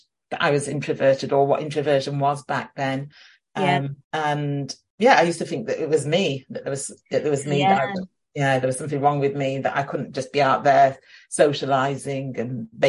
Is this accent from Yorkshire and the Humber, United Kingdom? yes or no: yes; Sheffield, Yorkshire and the Humber, United Kingdom; moved away as an adult; I remember in my early 20s, and I moved down to London from Sheffield